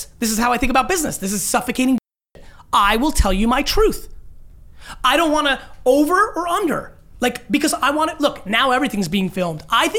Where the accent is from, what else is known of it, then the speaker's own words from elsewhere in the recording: Russia; born there; moved away; I was born in Russia, so there was no history of family fandom.